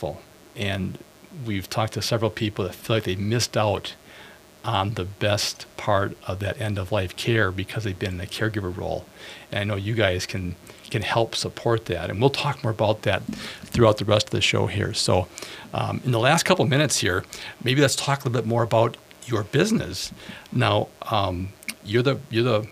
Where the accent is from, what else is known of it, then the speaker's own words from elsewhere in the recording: Bloomington, Minnesota, United States; I was born in Minneapolis, raised in Bloomington